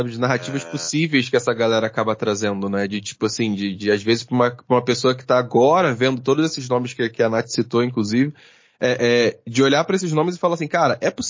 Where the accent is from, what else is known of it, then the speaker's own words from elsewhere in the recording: Niterói, Rio de Janeiro, Brazil; são de São Gonçalo, sou de Niterói